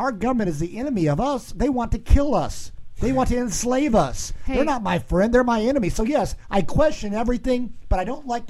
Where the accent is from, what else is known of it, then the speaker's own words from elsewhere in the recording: United States; as American citizens